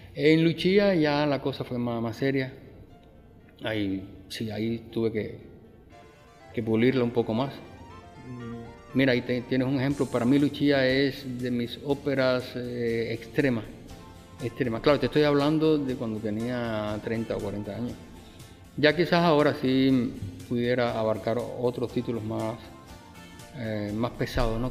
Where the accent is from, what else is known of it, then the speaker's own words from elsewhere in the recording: Cuba; moved away as an adult; now in Mexico; vengo de, la mayor de las Antillas. Mm. O sea, vengo de Cuba